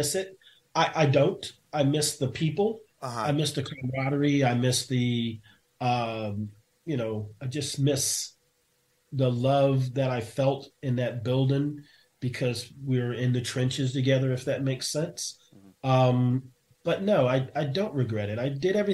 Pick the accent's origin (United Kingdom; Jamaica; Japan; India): Japan; moved away; also born or lived in South Korea; I grew up in Japan